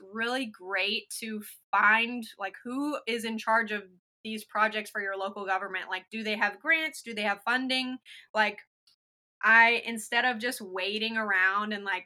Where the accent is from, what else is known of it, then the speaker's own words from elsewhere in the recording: Lakeland, Florida, United States; I am a Lakeland-based artist and muralist. So I grew up in Lakeland